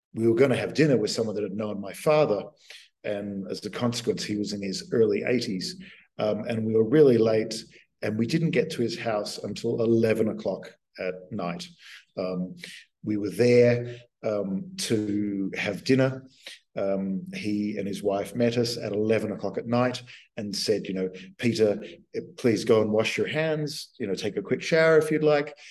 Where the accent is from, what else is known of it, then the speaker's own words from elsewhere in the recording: Australia; moved away as an adult; also born or lived in United States; I'd been a dweeby kid at um, high school in Australia